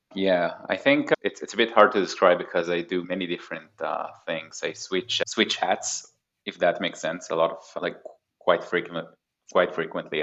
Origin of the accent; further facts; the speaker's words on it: Haifa, Haifa District, Israel; moved away as an adult; also born or lived in Tel Aviv area, Israel; now in Pacific Northwest, United States; So I grew up in Israel. I was born in 1986, which is a long time ago. Grew up in Haifa, which is like a northern city in Israel